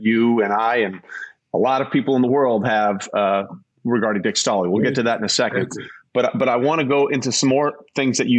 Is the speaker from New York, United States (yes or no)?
yes; New York, United States; I was born in New York